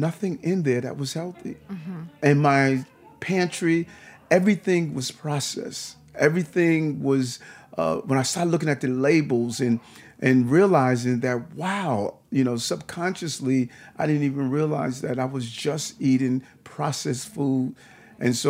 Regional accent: New York City, New York, United States; now in Brooklyn, United States; I grew up in Queens for a period of time. My mother's still there

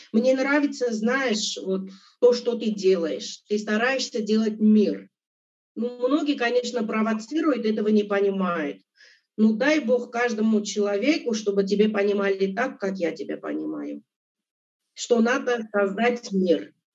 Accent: Abovyan, Kotayk, Armenia; moved away; also born or lived in Russia; Я родилась в Армении, город Абовян, Кутайская область

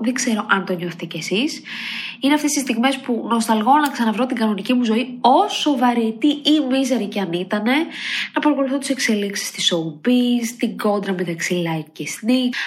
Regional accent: Edessa, Central Macedonia, Greece; moved away; είμαι από Έδεσα

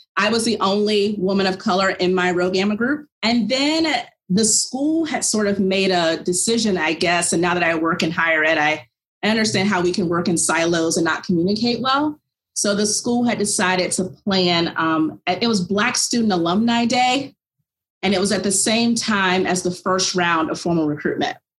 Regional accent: about an hour from Williamsburg, Virginia, United States; went to college of William and Mary in Williamsburg, Virginia. It's about an hour away from my hometown

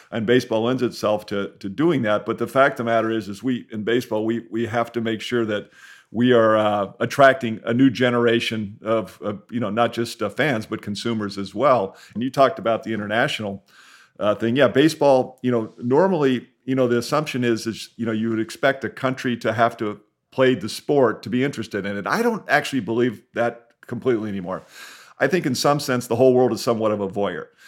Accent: San Diego, California, United States; growing up in San Diego

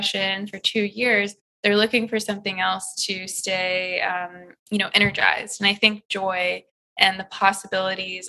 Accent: Midwest, United States; moved away as an adult; now in California, United States; I just knew as a Midwesterner that I wanted to come to California.

